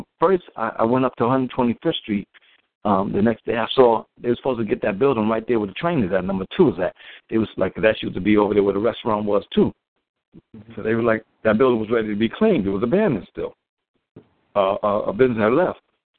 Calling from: New Jersey, United States; I'm calling from New Jersey.

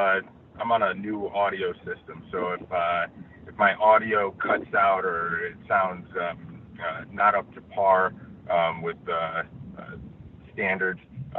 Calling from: Los Angeles, California, United States; I am reporting from Los Angeles

